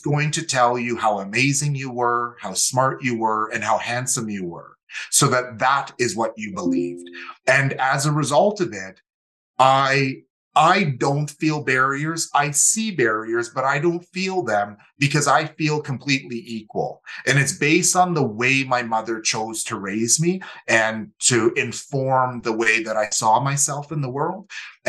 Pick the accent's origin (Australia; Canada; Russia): Canada; Calgary, Alberta; also born or lived in Winnipeg; So came from the Métis homeland, but we moved to Calgary in 1985. So I was 9 years old and grew up in Calgary. And for my mother and myself, Calgary is definitely home.